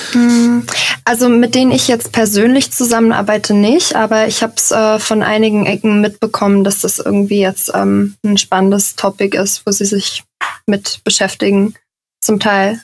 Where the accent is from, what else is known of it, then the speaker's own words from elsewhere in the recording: Giessen, Hesse, Germany; now in Hamburg, Germany; Ich komme äh, ursprünglich aus Gießen. Das ist in der Nähe von Frankfurt.